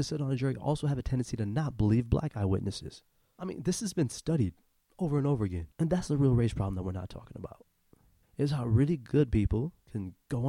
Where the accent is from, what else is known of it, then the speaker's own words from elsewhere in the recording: Saginaw, Michigan, United States; now in South Florida, United States; I'm originally from Saginaw, Michigan